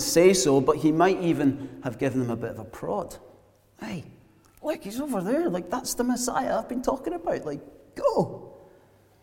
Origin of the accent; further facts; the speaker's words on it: Glasgow, Scotland, United Kingdom; moved away as an adult; also born or lived in south coast of England; those of us brought up in Glasgow